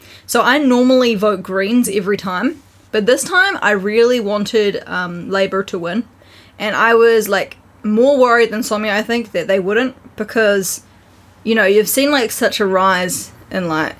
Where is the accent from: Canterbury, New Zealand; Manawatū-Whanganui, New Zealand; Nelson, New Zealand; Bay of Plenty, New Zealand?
Canterbury, New Zealand; Christchurch; I'm in the Islam electorate, which is like a part of like a suburb in my hometown